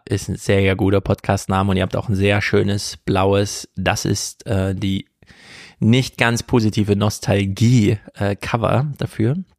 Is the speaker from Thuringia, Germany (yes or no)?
yes; Jena, Thuringia, Germany; in Jena, meiner Heimat